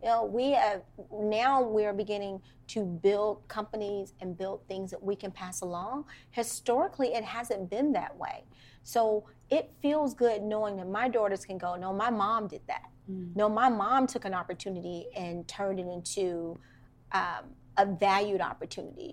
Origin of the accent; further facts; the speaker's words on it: Washington, District of Columbia, United States; I grew up in Washington, D.C., in Northeast Washington, D.C., to be very specific.